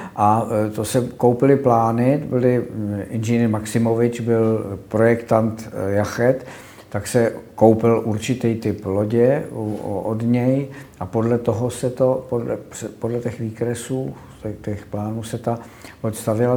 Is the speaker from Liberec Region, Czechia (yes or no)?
no; Prague, Czechia; also born or lived in Konojedy; já pocházím z Prahy